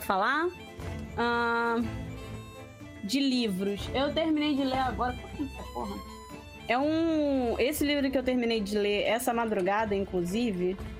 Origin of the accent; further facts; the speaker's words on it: Rio de Janeiro, Brazil; Eu sou carioca